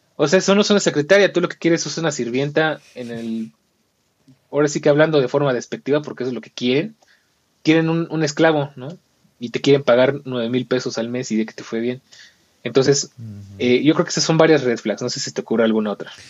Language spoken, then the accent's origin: Spanish; Mexico; nosotros como mexicanos